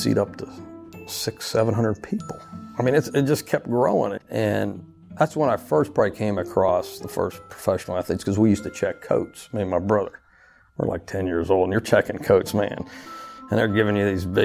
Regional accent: Uniontown, Pennsylvania, United States; now in Louisiana, United States; here I am from Uniontown, Pennsylvania

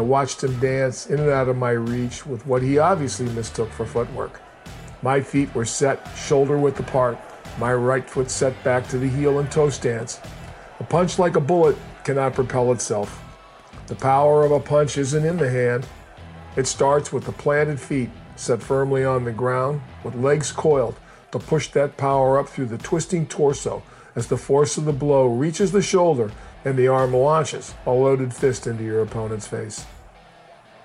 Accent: Portland, United States; I was from Portland

